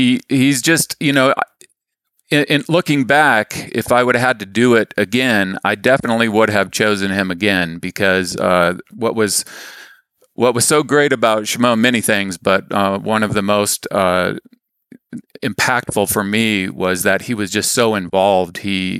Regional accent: Saudi Arabia; I was raised in the Middle East. My dad was a engineer and worked for an oil company in Saudi Arabia. So I grew up exploring the desert.

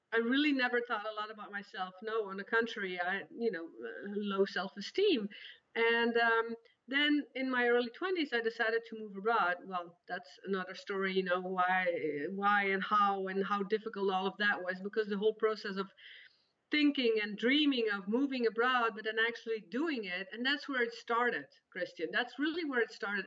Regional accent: Belgium; accent: Belgian; English is a second language; moved away as an adult; also born or lived in Spain; now in Netherlands; I am originally from Belgium

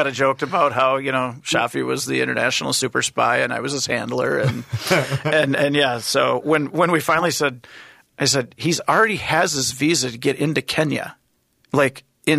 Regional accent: United States; I'm from the United States.

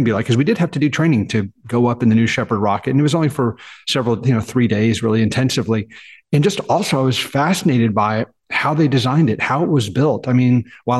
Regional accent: Dallas, Texas, United States; I was born and raised in Dallas, in Texas

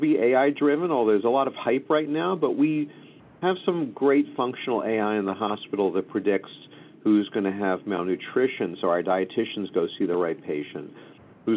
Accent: Philadelphia, Pennsylvania, United States; moved away as an adult; also born or lived in Los Angeles; now in New York, United States; I was raised in Philadelphia

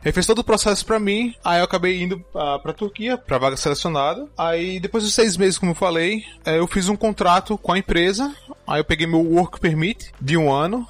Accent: Petrolina, Pernambuco, Brazil; moved away as an adult; also born or lived in Spain; now in Bursa, Turkey; Eu sou de uma cidadezinha pequena chamada Petrolina, em Pernambuco

